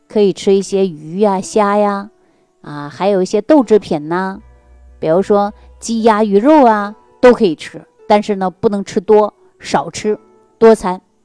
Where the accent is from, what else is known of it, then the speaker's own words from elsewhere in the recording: Northeast China, China; 尤其我们老家就是东北地区的人